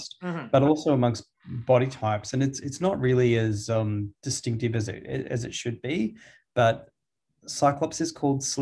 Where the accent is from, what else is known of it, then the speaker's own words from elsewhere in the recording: Sydney, New South Wales, Australia; being Australian and Sydney being the closest city that I lived near